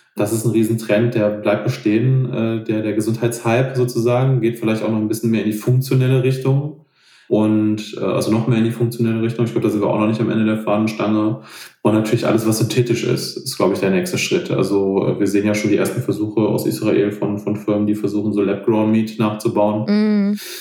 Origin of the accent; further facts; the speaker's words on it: Rhineland, Germany; hier zum Beispiel bei uns im Rheinland